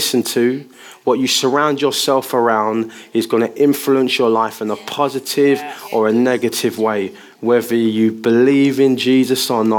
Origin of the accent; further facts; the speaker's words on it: London, United Kingdom; I grew up in the East End of London. Family of five. My mum's a Christian. Dad's a Christian. It's Afro-Caribbean parents.